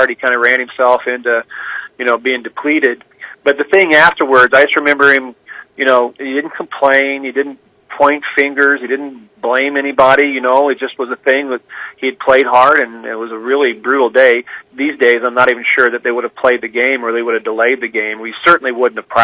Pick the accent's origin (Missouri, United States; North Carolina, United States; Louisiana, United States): Missouri, United States; Kansas City; moved away; also born or lived in Kirksville, Missouri; I'm from Kansas City. I have Chiefs season tickets. I was on the field as a 10-year-old, you know, at the old Municipal Stadium